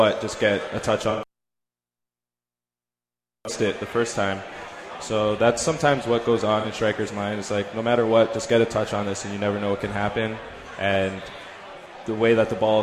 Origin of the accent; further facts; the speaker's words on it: Canada; I'm born and raised in Canada